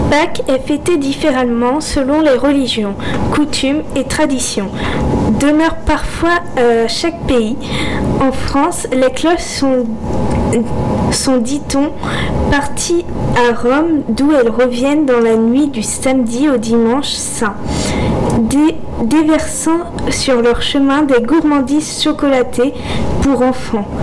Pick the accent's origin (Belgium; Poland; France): Poland; Et comme vous l'aurez peut-être deviné, je suis polonaise.